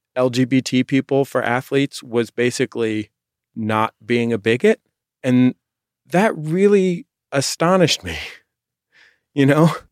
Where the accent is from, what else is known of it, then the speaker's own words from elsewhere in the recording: San Francisco, California, United States; I'm from San Francisco and grew up in the Bay Area